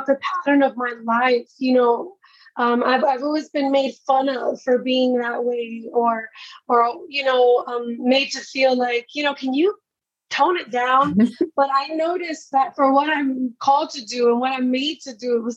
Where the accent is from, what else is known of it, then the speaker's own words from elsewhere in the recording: New York City, New York, United States; now in Orlando, United States; I am from Brooklyn, New York, born and raised of Puerto Rican descent